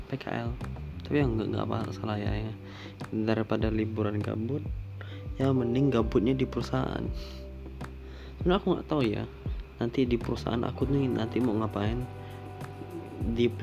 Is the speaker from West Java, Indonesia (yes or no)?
no; Pontianak, West Kalimantan, Indonesia; soalnya kan aku asalnya dari Pontianak ya dan Pontianak itu tidak ada kereta